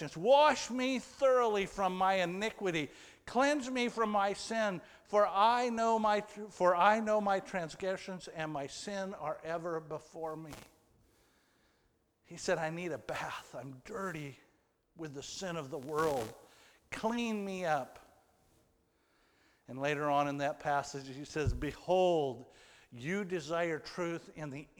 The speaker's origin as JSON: {"language": "English", "country": "United States", "said": "I was from America"}